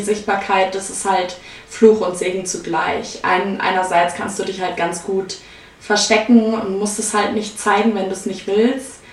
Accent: Munich, Bavaria, Germany; ich komme aus München

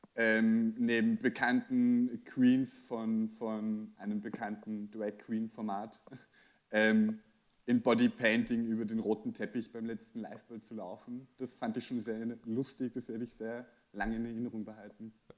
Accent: Austria; bei uns in Österreich

